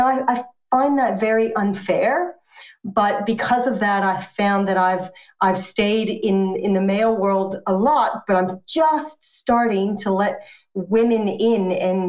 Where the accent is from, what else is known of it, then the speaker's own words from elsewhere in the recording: United States; now in Australia; Yes, I am American, but I'm also Australian. I've been Australian since 2002. And by choice, moved here because my first long-term boyfriend and first husband, who I went to high school uni with, was Australian.